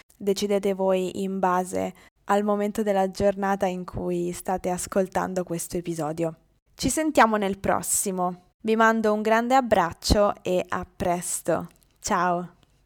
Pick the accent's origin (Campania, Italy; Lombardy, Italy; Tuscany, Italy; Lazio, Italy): Lazio, Italy; Rome; accent: Roman; io ho un accento di Roma